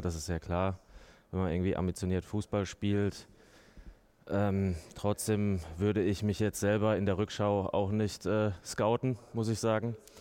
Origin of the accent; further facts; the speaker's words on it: Mannheim, Baden-Württemberg, Germany; moved away as an adult; now in Nuremberg, Germany; Ich komme ja aus Mannheim ähm, oder bin dort ähm, größtenteils aufgewachsen